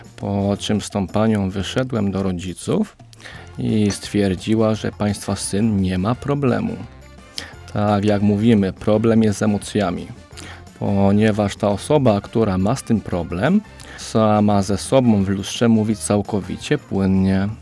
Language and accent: Polish; Oświęcim, Lesser Poland, Poland; mam 29 lat i pochodzę z Oświęcimia